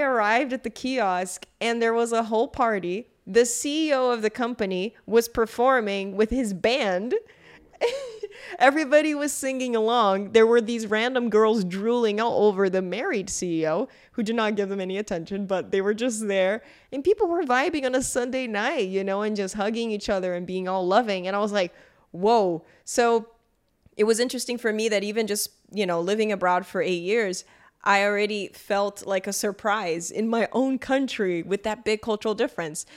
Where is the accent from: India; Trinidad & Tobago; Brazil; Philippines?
Brazil; I grew up in Brazil